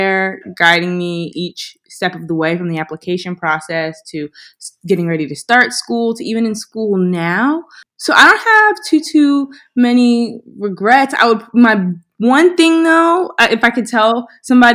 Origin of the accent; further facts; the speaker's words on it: Philadelphia, Pennsylvania, United States; I'm from Philly, and I wanted to come back to a community that helped raise me